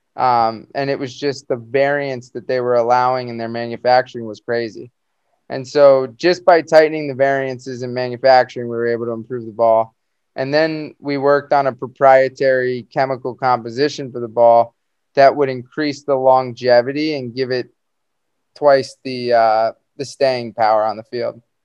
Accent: Jupiter, Florida, United States; growing up in South Florida

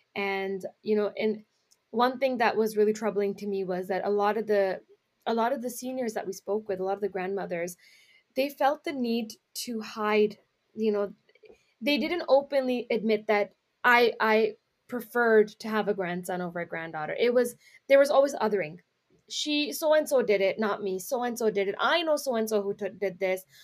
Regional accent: Brampton, Ontario, Canada; we're in the Brampton area because that's where I'm from. That's where I grew up

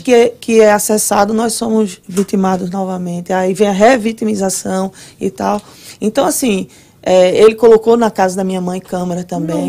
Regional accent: Recife, Pernambuco, Brazil; moved away as an adult; now in Orlando, United States; eu sou de Recife, né? Alguém já deve ter percebido meu sotaque é aí.

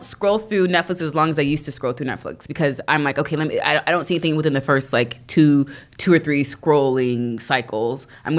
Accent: Dallas, Texas, United States; I'm Dallas.

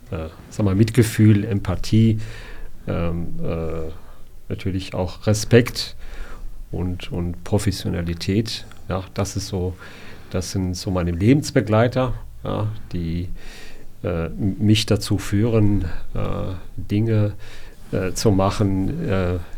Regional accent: Hanau, Hesse, Germany; Ich bin gebürtiger Hanauer.

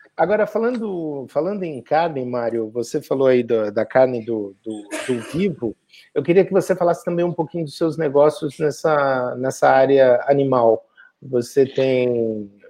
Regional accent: Brazil; moved away

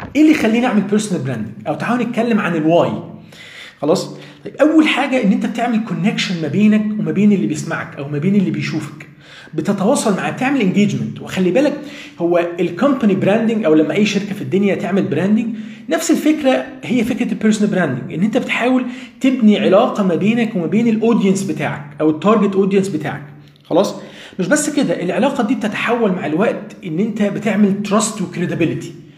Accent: Egypt; عندنا في مصر هنا

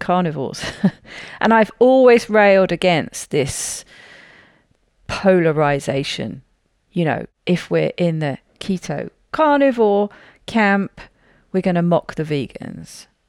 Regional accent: United Kingdom; I'm a Brit

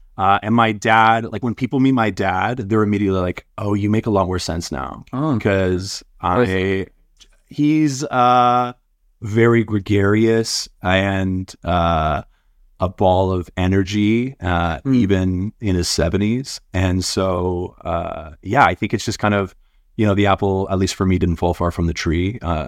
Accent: North Vancouver, British Columbia, Canada; Like, I grew up in North Van, and my dad's an Australian immigrant and my mom's French Canadian.

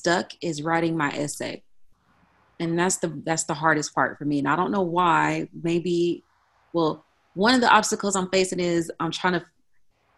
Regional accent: Austin, Texas, United States; now in Dallas, United States; All my family, they live in Austin. I'm from Austin, but right now I live in Dallas

